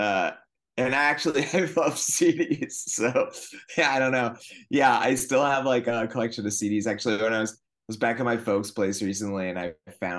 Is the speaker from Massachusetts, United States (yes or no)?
yes; north of Boston, Massachusetts, United States; moved away as an adult; also born or lived in Northampton, Massachusetts / Vermont / Burlington, Vermont; now in Los Angeles, United States; I'm from Massachusetts originally. I grew up just north of Boston, and then I went to high school in Western Mass.